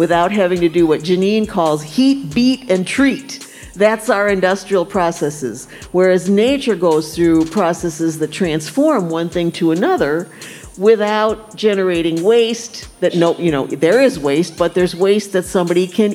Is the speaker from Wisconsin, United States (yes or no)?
yes; Wisconsin, United States; now in St. Louis, United States; I didn't grow up here. I grew up in Wisconsin.